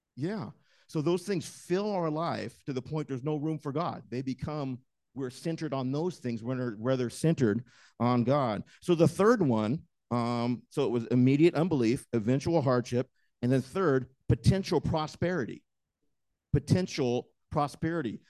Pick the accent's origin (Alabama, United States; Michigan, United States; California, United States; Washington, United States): Washington, United States; moved away; I grew up in Washington, and there are just trees everywhere